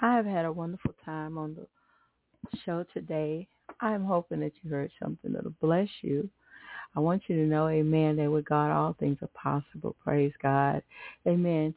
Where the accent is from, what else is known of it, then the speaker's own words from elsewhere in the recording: Atlanta, Texas, United States; I grew up in Atlanta, Texas, and I remember, um, well, really was Douglasville